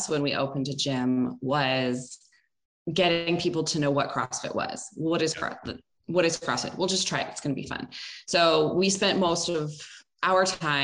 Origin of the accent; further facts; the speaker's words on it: Baltimore, Maryland, United States; moved away as an adult; now in California, United States; I'm from Baltimore, which is less cool